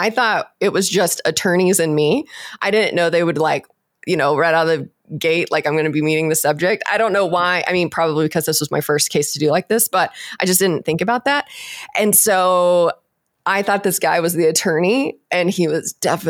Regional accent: Texas, United States; I'm from Texas, so we would say he's a horse trader

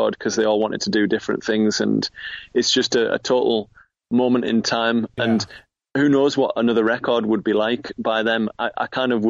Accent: Middlesbrough, North East England, United Kingdom; moved away as an adult; now in Newcastle, United Kingdom; Middlesbrough. Which is where I grew up on Teesside

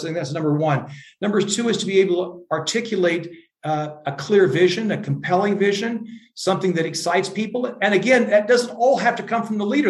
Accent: Iowa, United States; moved away as an adult; also born or lived in Europe; I'm from Iowa

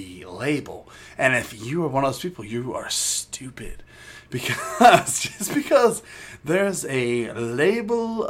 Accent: United States; I'm American

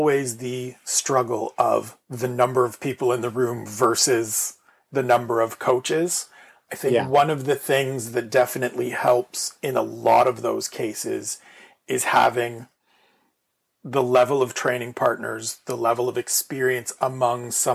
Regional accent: Canada; I am Canadian

